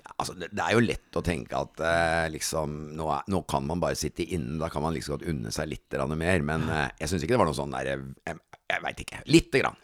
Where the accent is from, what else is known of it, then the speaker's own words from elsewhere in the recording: Kristiansand, Agder, Norway; Kristiansand er hjembyen min